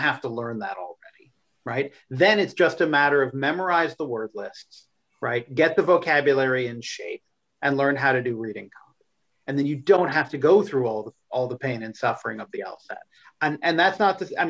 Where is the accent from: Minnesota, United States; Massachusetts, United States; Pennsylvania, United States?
Massachusetts, United States; suburbs of Boston; my hometown